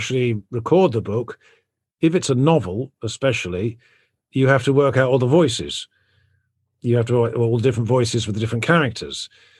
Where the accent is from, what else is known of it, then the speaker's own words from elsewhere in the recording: South West England, United Kingdom; That is not how I grew up. I grew up in Devon, which is in the West Country in England. I didn't go to a posh school or anything.